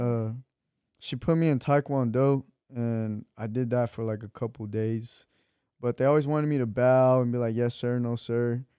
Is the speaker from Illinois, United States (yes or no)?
no; Torrance, California, United States; also born or lived in Wilmington, Los Angeles / Long Beach; I was born in Torrance.